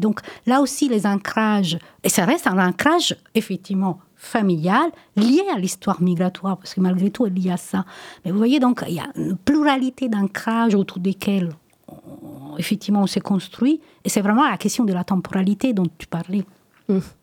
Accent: Italy; French is a second language; now in France; moi, je suis italienne, j'ai toujours parlé italien avec mes enfants

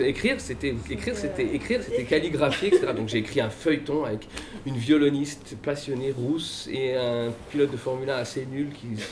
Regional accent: Paris, Île-de-France, France; moved away as an adult; now in Loudun, France; je suis né à Paris. J'ai grandi à Paris, vous voyez, j'ai le type parisien

